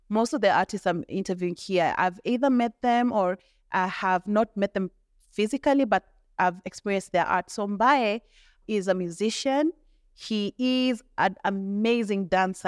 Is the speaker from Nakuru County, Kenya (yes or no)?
yes; Molo, Nakuru County, Kenya; I didn't grow up in Nakuru, I grew up in Molo